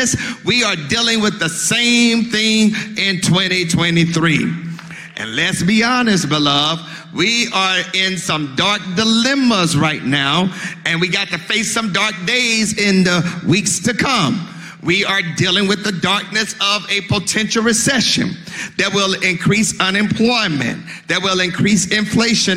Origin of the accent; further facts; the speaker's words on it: Mississippi, United States; I'm from Mississippi